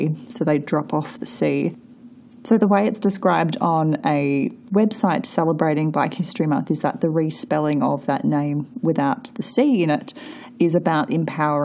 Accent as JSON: {"language": "English", "country": "Australia", "tie": "born or raised there"}